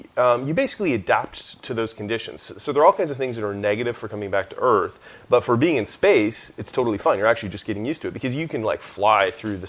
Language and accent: English; Canada; also born or lived in Boston; No, I grew up in Canada.